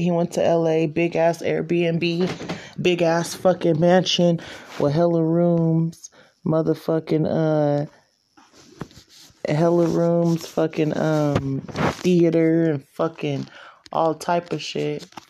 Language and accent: English; Stockton, California, United States; I was born in Moorfield. She literally went into labor, Moorfield, Stockton, California